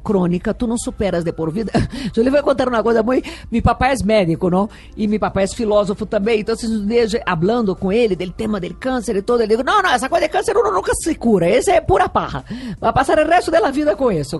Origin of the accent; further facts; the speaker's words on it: Rio de Janeiro, Brazil; Spanish is a second language; moved away as an adult; also born or lived in London, United Kingdom / Brasília, Brazil / Rome, Italy / New York, United States; now in Bogotá, Colombia; El Río de Janeiro fue donde yo nací, donde yo crecí, donde soy originalmente.